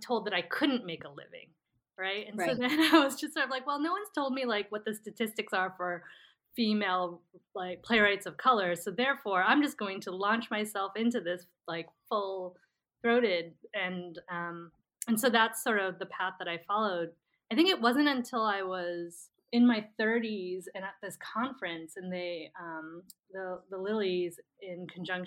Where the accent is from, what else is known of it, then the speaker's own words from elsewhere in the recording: New Jersey, United States; I grew up in Central Jersey